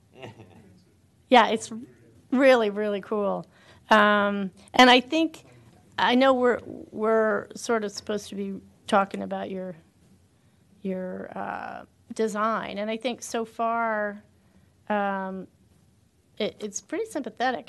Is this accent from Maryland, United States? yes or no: yes; Bethesda, Maryland, United States; I grew up in Bethesda